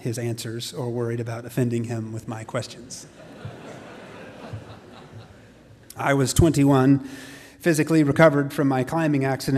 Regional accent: Carrollton, Texas, United States; Growing up in Carrollton, my childhood was a middle-class, stereotypical, urban, suburban upbringing

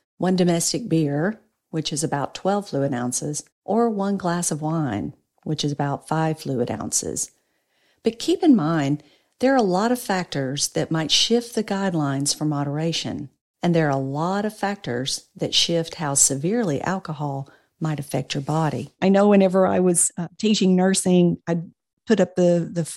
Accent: North Louisiana, United States; I grew up and live in North Louisiana

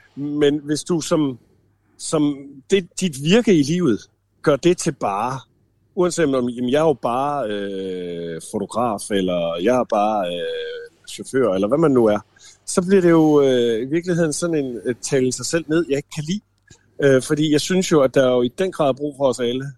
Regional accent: the end of Randers Fjord, Central Denmark Region, Denmark; moved away as an adult; i lokalområdet ude for enden af Randersjord, hvor jeg voksede op

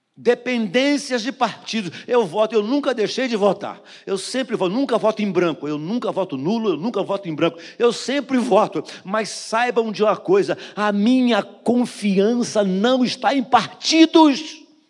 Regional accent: Brazil; nascido e criado no Jardim Metrópolis

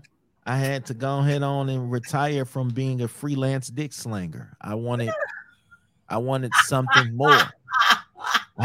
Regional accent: Midwest, United States; I'm from the Midwest. That's how we talk

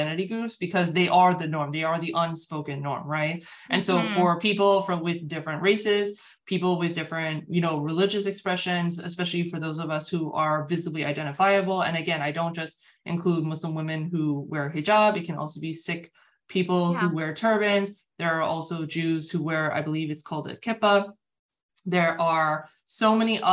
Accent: United States; I'm born and raised in the United States, so that's very much my context

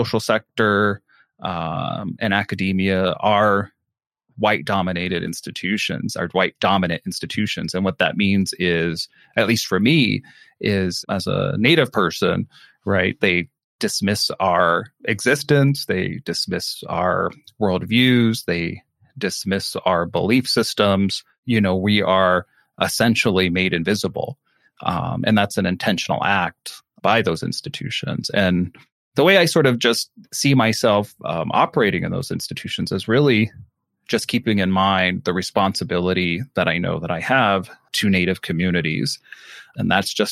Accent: Navajo Nation, United States; identifying myself as a Navajo person.

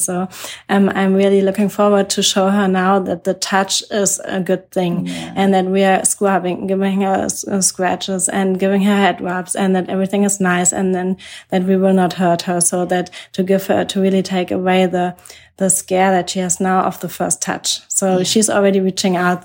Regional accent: Germany; I'm from Germany

